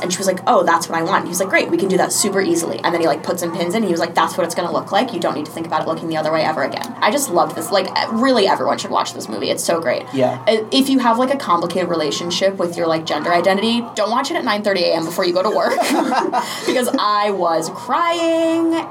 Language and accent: English; Sarasota, Florida, United States; I'm from Sarasota, Florida